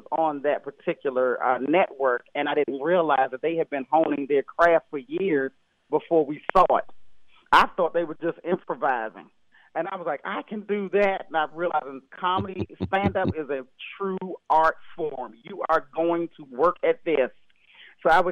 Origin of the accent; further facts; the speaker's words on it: Temple Hills, Maryland, United States; I grew up in Temple Hills, Maryland, right outside of 5 minutes from Washington, D.C.